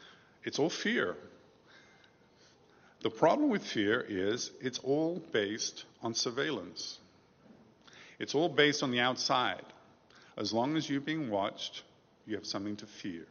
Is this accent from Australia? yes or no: no; United Kingdom; When I was growing up in England, there was a scandal in my neighborhood. We lived in the suburbs outside London